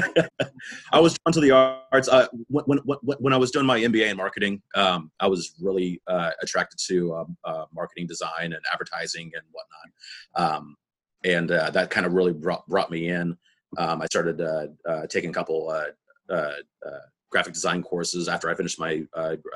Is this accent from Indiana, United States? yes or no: yes; Indianapolis, Indiana, United States; also born or lived in Orlando; I was born and raised here in Indianapolis.